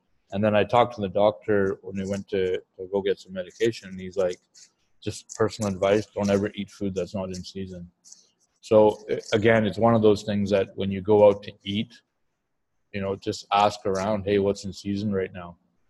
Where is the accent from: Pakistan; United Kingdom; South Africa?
Pakistan; Like, again, I can't relate because me being Pakistani, me speaking the language and being adaptable